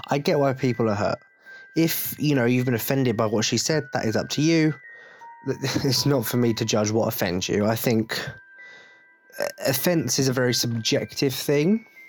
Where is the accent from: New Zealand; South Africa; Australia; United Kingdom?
United Kingdom; England; I'm English